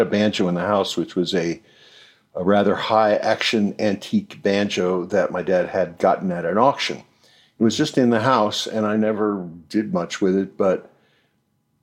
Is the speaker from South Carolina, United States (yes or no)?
no; New York City, New York, United States; Born in the Bronx in 1946, and when I was growing up in the Bronx